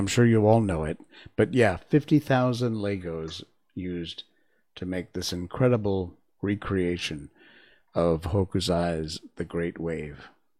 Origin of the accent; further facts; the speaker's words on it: South West England, United Kingdom; I remember growing up in Cornwall